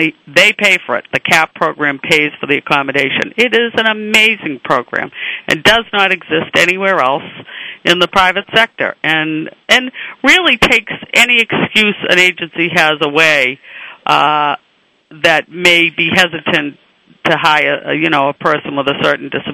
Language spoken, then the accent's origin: English; Boston, Massachusetts, United States; accent: Boston; my Boston accent